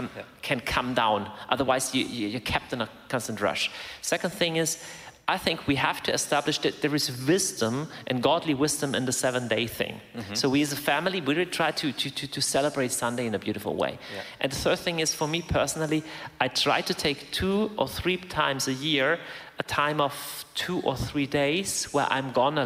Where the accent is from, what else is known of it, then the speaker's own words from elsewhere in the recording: Germany; The place I grew up there in Germany, there is a monastery that was founded in 766 AD